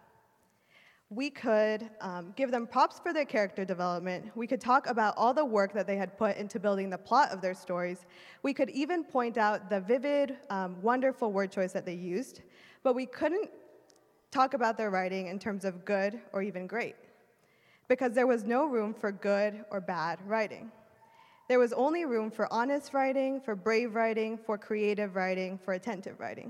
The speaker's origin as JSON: {"language": "English", "region": "Wisconsin", "country": "United States", "tie": "born or raised there", "also_born_or_lived": "Illinois", "moved": "as an adult", "said": "I was born and raised in Wisconsin"}